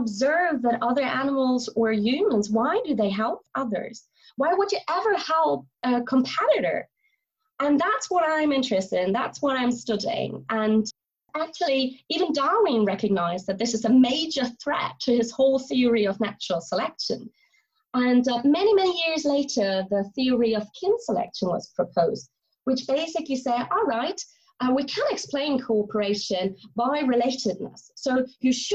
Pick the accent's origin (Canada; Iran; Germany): Germany; now in St Andrews, United Kingdom; I'm originally from Germany, and I'm now a lecturer at the University of St. Andrews in Scotland